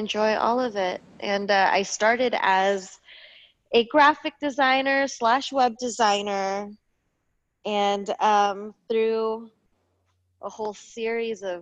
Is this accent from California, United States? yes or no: yes; Bay Area, Northern California, United States; also born or lived in Los Angeles, California; I grew up in the Bay Area in Northern California, right outside of Oakland